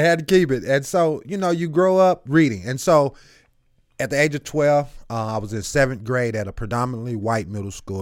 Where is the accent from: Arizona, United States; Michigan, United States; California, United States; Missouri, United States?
Missouri, United States; St. Louis; also born or lived in Eureka, Missouri; I'm bussed from South Saint Louis, twenty-seven miles away from my home